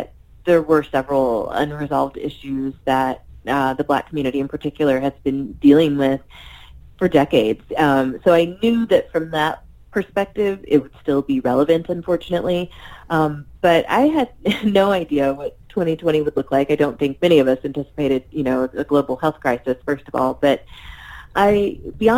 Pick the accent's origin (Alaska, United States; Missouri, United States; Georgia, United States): Missouri, United States; I was raised in Missouri